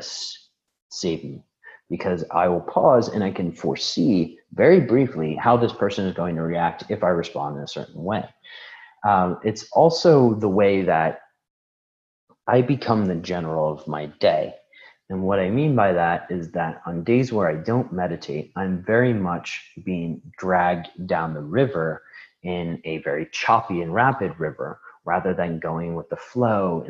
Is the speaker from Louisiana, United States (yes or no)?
no; Chicago, Illinois, United States; moved away; I was born in Chicago